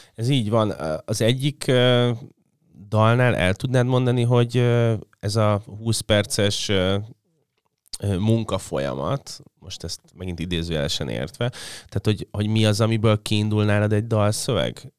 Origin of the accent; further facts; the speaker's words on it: Budapest, Hungary; lakásba születtem a 80, 81-ben, ahol volt egy pálmafa